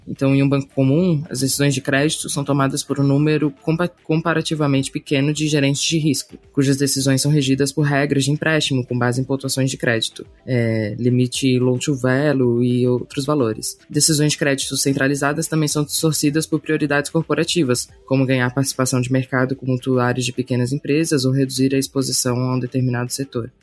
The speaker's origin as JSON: {"language": "Portuguese", "region": "Santa Catarina", "country": "Brazil", "said": "como catarinense que somos"}